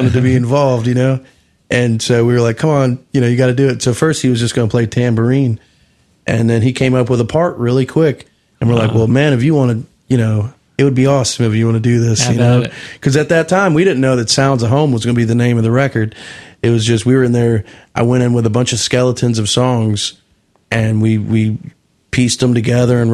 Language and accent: English; Florida, United States; I grew up in Florida